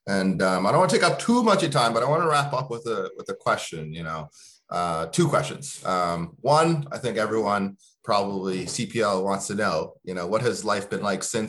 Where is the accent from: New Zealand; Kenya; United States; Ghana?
Kenya; now in Halifax, Canada; You know, I came from Kenya and, you know, I was very scared coming here.